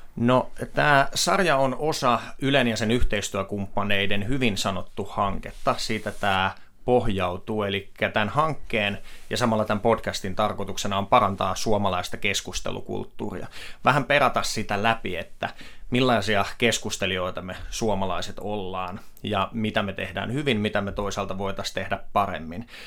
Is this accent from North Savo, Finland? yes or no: no; Myrskylä, Uusimaa, Finland; moved away as an adult; also born or lived in Helsinki; minä olen myrskyläläinen mies kotoisin sieltä Lasse Virenin kotipitäjästä ja sen jälkeen, kun sieltä lähdin Helsinkiin